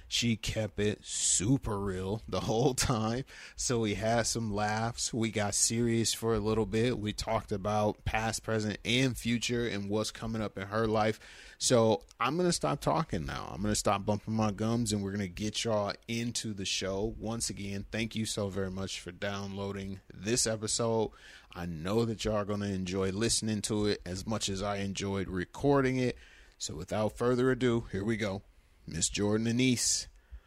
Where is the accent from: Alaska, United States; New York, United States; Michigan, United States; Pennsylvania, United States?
Michigan, United States; Flint; born or raised there